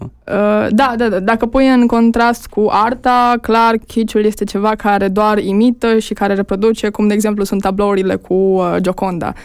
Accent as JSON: {"language": "Romanian", "area": "Jiu Valley", "region": "Hunedoara County", "country": "Romania", "moved": "as an adult", "said": "eu sunt din Valea Jiului"}